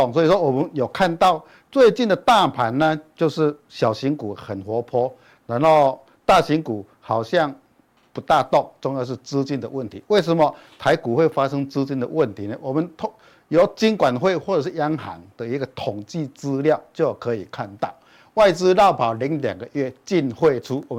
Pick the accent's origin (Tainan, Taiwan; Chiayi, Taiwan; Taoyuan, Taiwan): Chiayi, Taiwan; 各位现场的观众朋友，大家好，我是嘉义的